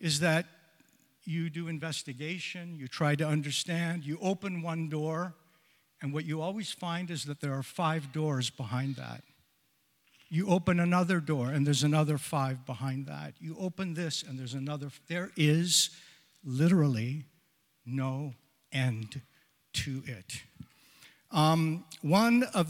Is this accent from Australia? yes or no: no; Sarnia, Ontario, Canada; I'm born and raised in Sarnia, Ontario